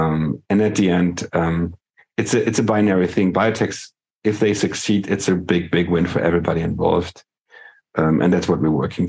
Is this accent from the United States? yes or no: no; Germany